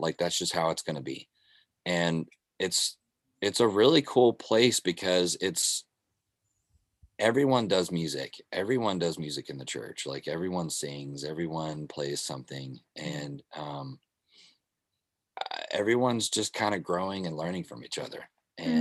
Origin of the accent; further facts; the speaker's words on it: Kentucky, United States; also born or lived in Arkansas / Memphis, Tennessee; now in Nashville, United States; I lived in Arkansas, Memphis, and Kentucky. Most of my life was spent in Kentucky, or most of my childhood or whatever was in Kentucky.